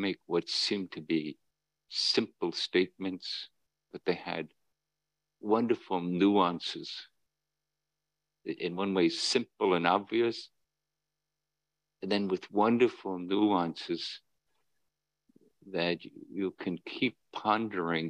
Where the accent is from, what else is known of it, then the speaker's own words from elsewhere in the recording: Northern Ireland, United Kingdom; where I grew up in Northern Ireland